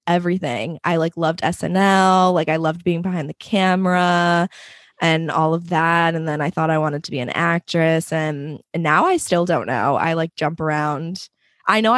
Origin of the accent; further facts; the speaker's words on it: Allentown, Pennsylvania, United States; also born or lived in Queens, New York; now in Long Island, United States; I was born in Queens, but I always say that I'm from Allentown, Pennsylvania, because we moved there when I was in third grade. So I basically spent most of my life in Pennsylvania.